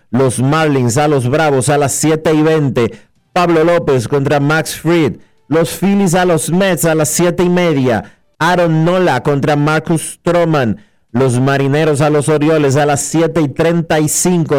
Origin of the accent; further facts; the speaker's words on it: Dominican Republic; esos somos los dominicanos